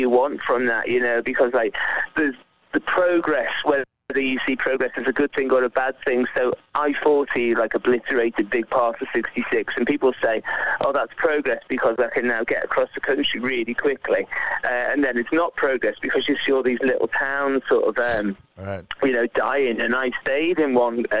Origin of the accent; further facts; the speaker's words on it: Liverpool, North West England, United Kingdom; I'm from Liverpool